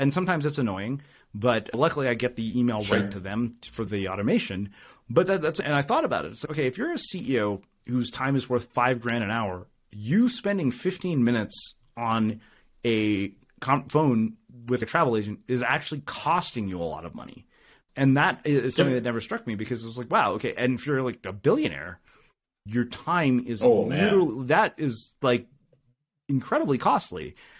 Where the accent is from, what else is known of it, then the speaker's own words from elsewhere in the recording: India; Of course I got straight A's in high school. I'm Indian. Like, that's non-negotiable for Indian parents.